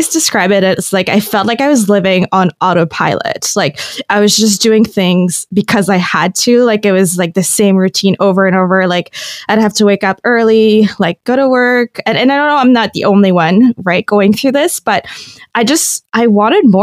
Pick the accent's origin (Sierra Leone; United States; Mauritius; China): Mauritius; moved away as an adult; also born or lived in Toronto, Canada; now in Guelph, Canada; I was born and raised in Mauritius